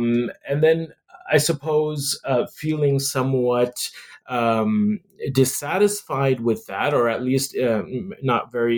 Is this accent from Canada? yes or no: yes; Canada; It has a lot to do with being a Muslim in the West, in growing up in Canada, a Muslim minority.